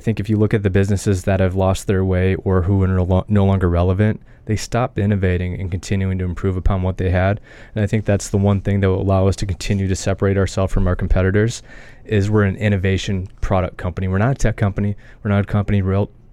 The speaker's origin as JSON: {"language": "English", "region": "South Dakota", "country": "United States", "tie": "born or raised there", "also_born_or_lived": "California / Arizona", "moved": "as an adult", "lives_now": "New York City, United States", "said": "I had lawn mowing, snow shoveling businesses growing up in South Dakota"}